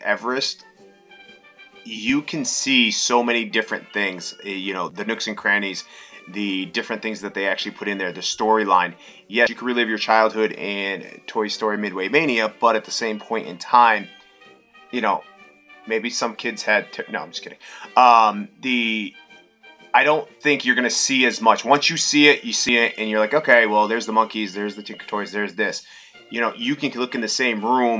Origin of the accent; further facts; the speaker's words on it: East Coast, Northeast, United States; we're from the East Coast, Northeast